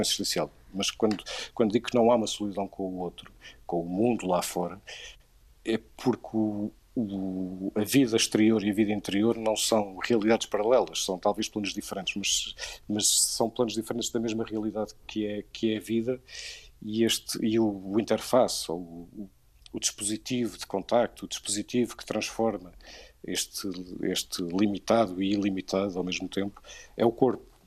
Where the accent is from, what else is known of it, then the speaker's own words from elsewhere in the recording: Viseu, Centro, Portugal; eu sou de, sou de Viseu